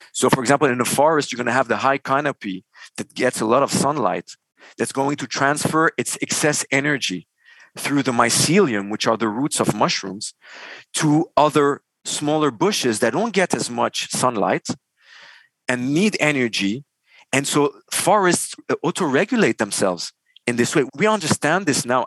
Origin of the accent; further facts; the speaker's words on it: Beirut, Beirut Governorate, Lebanon; moved away as an adult; also born or lived in Dubai, United Arab Emirates / Montreal, Canada; born and raised in Beirut, Lebanon.